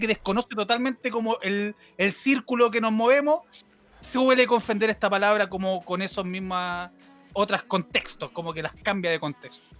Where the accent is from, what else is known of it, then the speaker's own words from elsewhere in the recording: Valparaíso, Chile; soy de Valparaíso